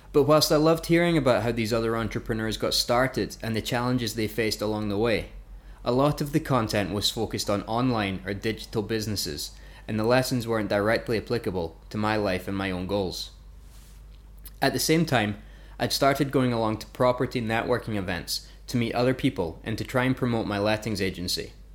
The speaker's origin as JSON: {"language": "English", "area": "Fife", "region": "Scotland", "country": "United Kingdom", "tie": "born or raised there", "also_born_or_lived": "Glasgow / Lancaster / Vancouver, Canada", "moved": "as an adult", "said": "I was born and grew up in a place called Fife in Scotland"}